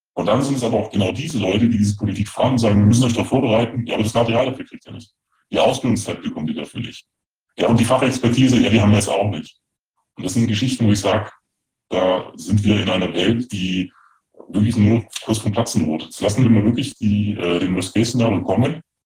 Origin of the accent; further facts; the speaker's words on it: Germany; als Deutscher